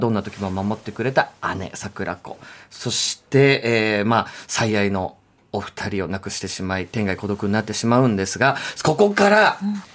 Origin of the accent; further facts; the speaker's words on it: Osaka, Japan; accent: Kansai dialect; 大阪出身です。大阪弁ではないんですね。